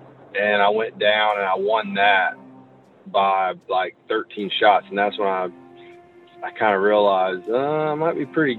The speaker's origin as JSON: {"language": "English", "town": "Hilliard", "region": "Florida", "country": "United States", "tie": "born or raised there", "accent": "Southern", "said": "I would say I grew up more in the Nassau County area."}